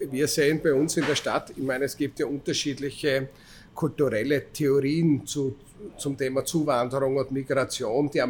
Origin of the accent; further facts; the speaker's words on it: Styria, Austria; Ich bin ein Steirer. Mein Großvater war Pole, sozusagen. Also wir kommen irgendwie, wir halt aus dem Habsburger Reich